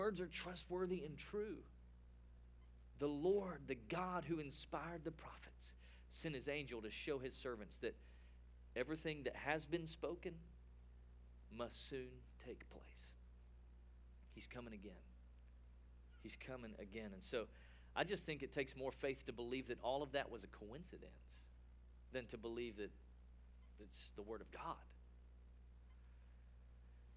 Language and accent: English; East Tennessee, United States; now in Texas, United States; I was born and raised in Tennessee, but I got to Texas as quick as I could